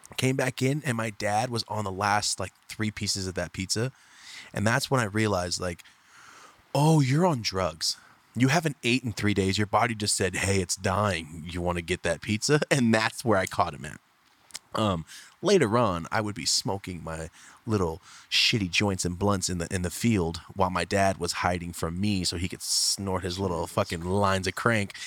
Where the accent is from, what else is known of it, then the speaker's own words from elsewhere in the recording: Merced, California, United States; moved away as an adult; also born or lived in Fresno, California; now in Los Angeles, United States; So I'm from Merced, guys. I grew up there my whole life. I lived in LA for a year, lived in Fresno for a year when I was a kid.